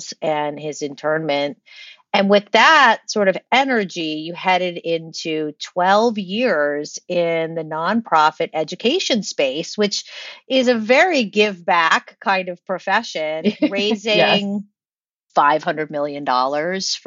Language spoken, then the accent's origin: English; Rhode Island, United States; I grew up in Rhode Island